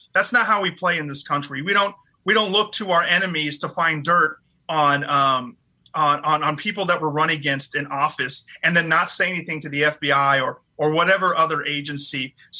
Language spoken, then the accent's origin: English; Fresno, California, United States; This is a place where I grew up in Fresno. I went to school here, to college, that is, and became the first of my family. Now I'm raising my two kids here.